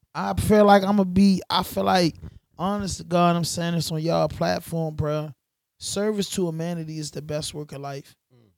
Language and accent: English; Baltimore, Maryland, United States; I'm from Baltimore